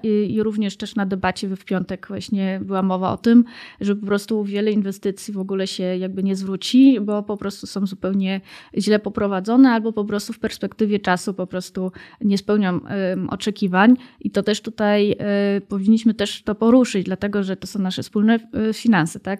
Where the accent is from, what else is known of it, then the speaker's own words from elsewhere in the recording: Germany; now in Warsaw, Poland; Ja akurat się wychowałam w Niemczech